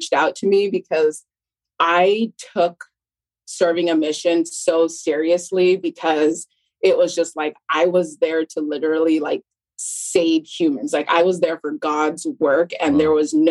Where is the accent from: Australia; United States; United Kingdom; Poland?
United States; West Valley City, Utah; moved away as an adult; also born or lived in California; I was actually born in California, but then I was raised in West Valley, Utah.